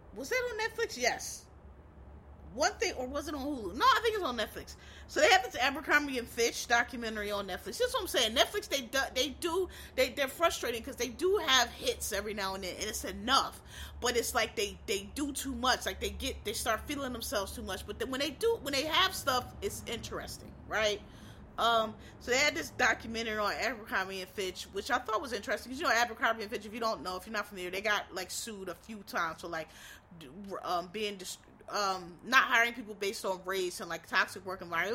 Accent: Philadelphia, Pennsylvania, United States; where I'm from, I'm from Philly

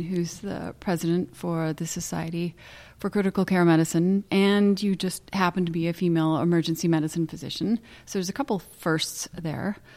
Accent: Santa Barbara, California, United States; I was born in Cottage Hospital

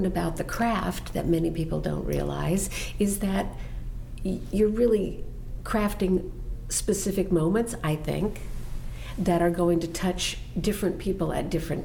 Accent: Texas, United States; we were definitely growing up in Texas in the minority

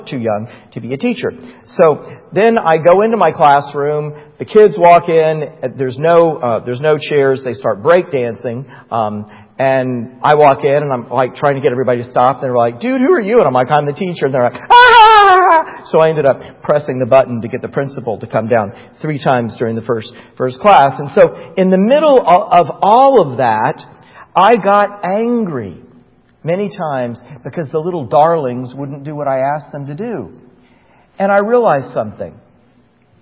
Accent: Titusville, Florida, United States; moved away as an adult; I was back in my hometown in Titusville, Florida

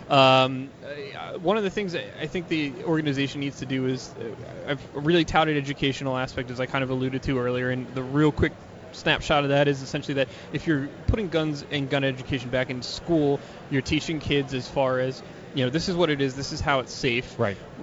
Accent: outside of Philadelphia, Pennsylvania, United States; I grew up outside of Philadelphia

